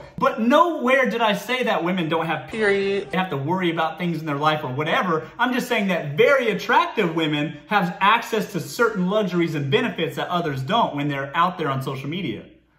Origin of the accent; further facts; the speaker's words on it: the South, United States; But I'm from the South, so I decided to use a more practical metaphor about mares in a stable.